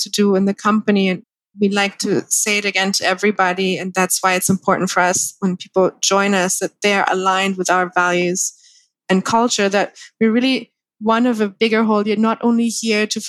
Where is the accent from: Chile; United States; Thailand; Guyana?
Thailand; also born or lived in Germany / Spain; I'm born and raised in Thailand.